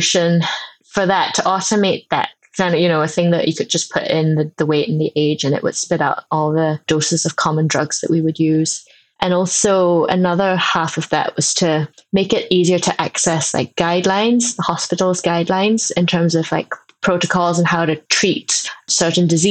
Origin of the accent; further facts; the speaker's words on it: Singapore; moved away as an adult; now in United Kingdom; I grew up in Singapore. So I actually spent the first 18 years of my life in Singapore.